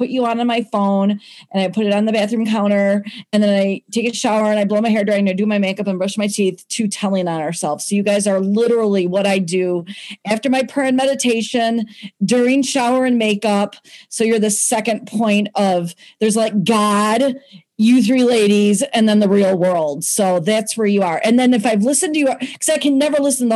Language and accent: English; Gurnee, Illinois, United States; I'm from Gurnee, Illinois